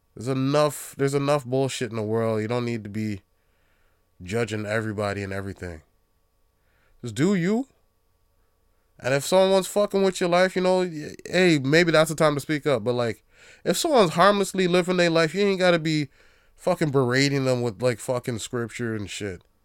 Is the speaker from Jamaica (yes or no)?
yes; Jamaica; being Jamaican, Um, pretty much, I'd say ninety percent of my family is Christian